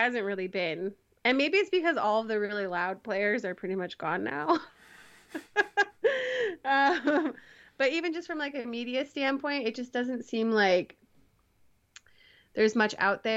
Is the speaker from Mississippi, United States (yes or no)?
no; right outside of Chicago, Illinois, United States; I grew up right outside of Chicago